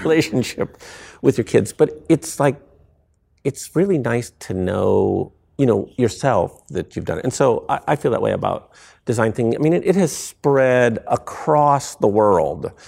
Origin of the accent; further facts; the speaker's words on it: small town near Akron, Ohio, United States; moved away; I grew up in this little town where no one was expected to reach escape velocity, velocity, right? Um, and, you know, everything was pointed towards, you know, in my hometown, you should go to Akron University, you should work for the tire companies